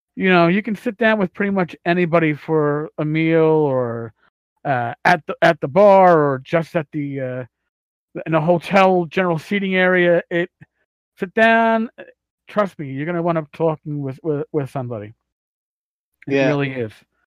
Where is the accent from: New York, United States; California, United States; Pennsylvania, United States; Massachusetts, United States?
New York, United States; New York City; I'm from New York City